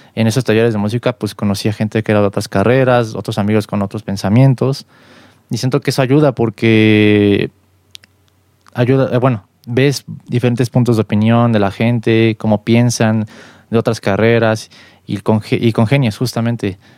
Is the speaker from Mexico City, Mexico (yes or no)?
yes; Mexico City, Mexico; yo soy músico aquí de la Ciudad de México